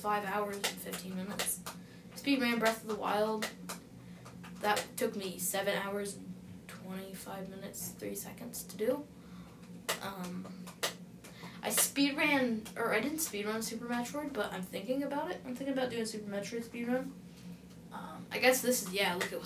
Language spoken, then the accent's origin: English; United States; I'm an American